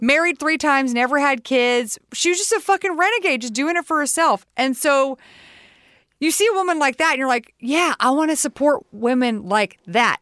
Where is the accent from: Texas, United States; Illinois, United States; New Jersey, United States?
Texas, United States; We're both from Texas.